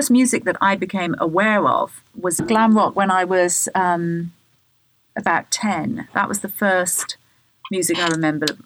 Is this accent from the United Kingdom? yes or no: yes; England, United Kingdom; when I was a child growing up in England